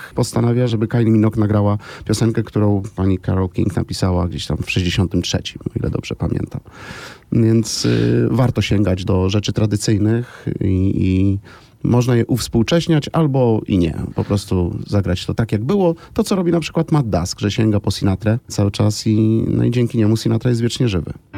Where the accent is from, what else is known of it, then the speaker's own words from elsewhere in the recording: Krasnystaw, Lublin Voivodeship, Poland; also born or lived in Zamość; urodziłem się w Krasnymstawie i rodzice wozili mnie do szkoły oddalonej o 30 km kilka razy w tygodniu